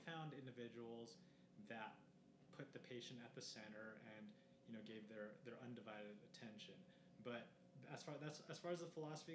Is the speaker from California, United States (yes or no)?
yes; Los Angeles, California, United States; moved away as an adult; also born or lived in San Diego, California / San Luis Obispo, California; now in Denver, United States; a guy that grew up in, Los Angeles